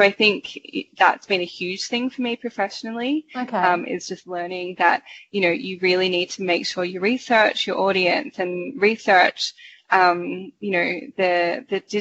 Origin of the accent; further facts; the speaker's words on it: Australia; moved away as an adult; also born or lived in Sydney, Australia; now in Toronto, Canada; we come from Australia